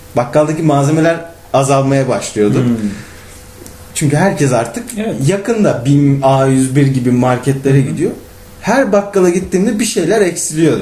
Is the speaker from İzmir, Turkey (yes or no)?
yes; İzmir, Turkey; doğma büyüme İzmirli olduğum